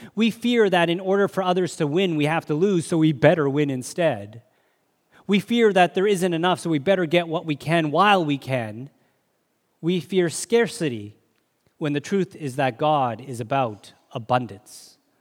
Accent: Canada; I'm a Canadian citizen

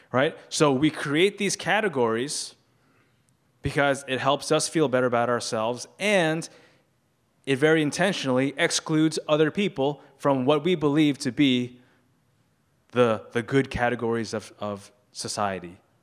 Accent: New York City, New York, United States; I grew up in a Chinese culture, but I grew up here in New York City

